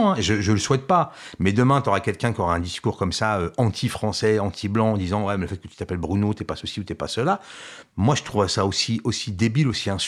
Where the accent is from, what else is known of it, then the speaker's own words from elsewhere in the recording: France; C'est là où moi je dis oui, moi je suis français.